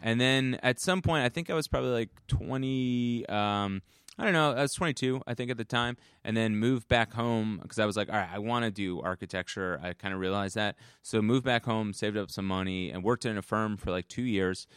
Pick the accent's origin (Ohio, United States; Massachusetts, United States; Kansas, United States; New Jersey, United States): New Jersey, United States; Bloomfield; I grew up in, uh, northern New Jersey